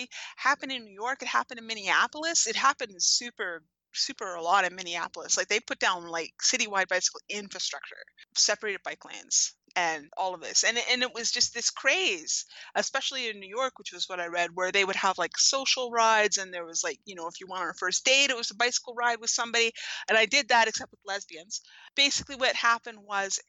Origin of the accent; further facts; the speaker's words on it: New Westminster, British Columbia, Canada; my hometown, New Westminster, British Columbia